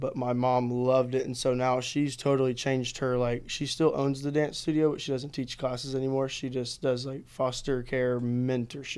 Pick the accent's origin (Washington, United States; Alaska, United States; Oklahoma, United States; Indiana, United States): Oklahoma, United States; I'm from Oklahoma. I grew up dancing a little bit in my mom's studio